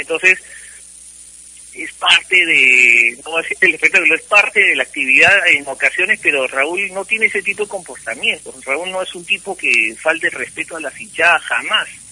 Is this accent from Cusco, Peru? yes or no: yes; Cusco, Peru; now in Lima, Peru; soy cusqueño de nacimiento, vivo en Lima hace 46 años, pero yo nací en Cusco.